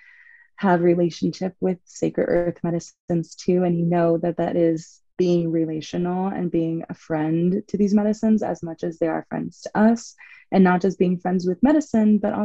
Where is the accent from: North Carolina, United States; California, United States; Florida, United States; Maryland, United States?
California, United States; Los Angeles; moved away as an adult; now in San Diego, United States; I also was born and raised in Los Angeles